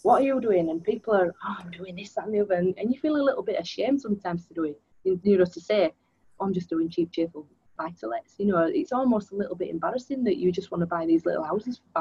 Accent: Leeds, Yorkshire and the Humber, United Kingdom; I am born and raised in Leeds, and because I've lived in this area all my life, even went to university here

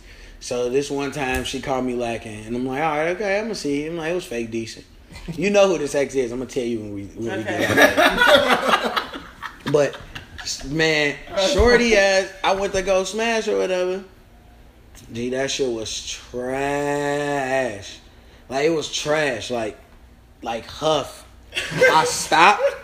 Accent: Virginia, United States; growing up in Virginia

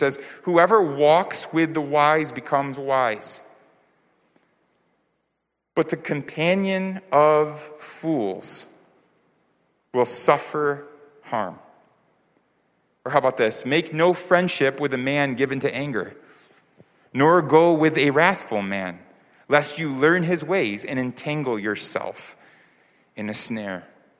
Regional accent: New York, United States; also born or lived in California / Florida / Virginia / North Carolina; now in Seoul, South Korea; I grew up in New York, but I also lived in the Bay Area in California. I lived in Florida. I lived in Virginia. I lived in North Carolina, which I mentioned before. And now, of course, you know, live here in Seoul.

